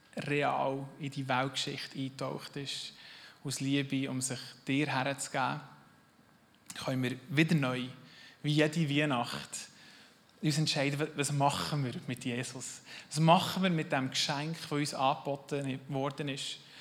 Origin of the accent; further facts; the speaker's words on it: Switzerland; als Schweizer